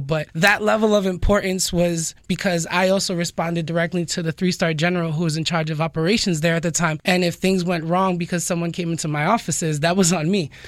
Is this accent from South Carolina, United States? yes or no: no; New York City, New York, United States; moved away as an adult; also born or lived in Dominican Republic (ancestry); now in South Florida, United States; I was born and raised in New York City. I'm originally from the Bronx